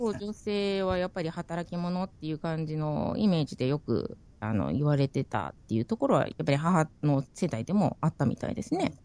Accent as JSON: {"language": "Japanese", "region": "Okinawa", "country": "Japan", "moved": "as an adult", "lives_now": "New Zealand", "said": "私も沖縄人なんで"}